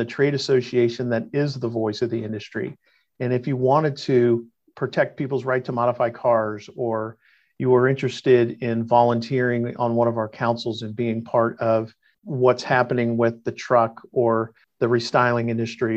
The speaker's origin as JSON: {"language": "English", "region": "Virginia", "country": "United States", "tie": "born or raised there", "moved": "as an adult", "lives_now": "California, United States", "said": "I grew up in Virginia"}